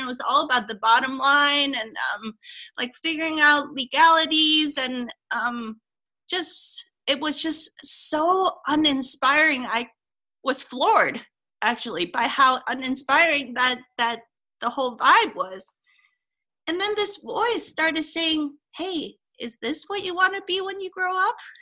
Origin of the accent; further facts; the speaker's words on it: Hong Kong; I grew up in Hong Kong, which is a multicultural type of place